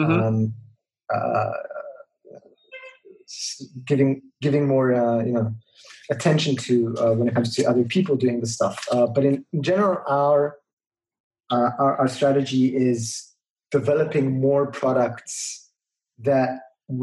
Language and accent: English; Israel; growing up in Israel